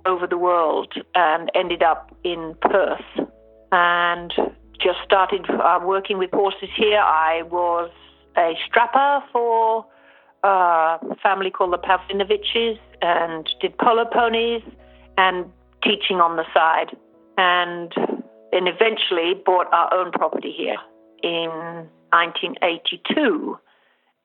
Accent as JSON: {"language": "English", "country": "Jamaica", "tie": "born or raised there", "said": "I was born and brought up in Jamaica, and we lived on a farm"}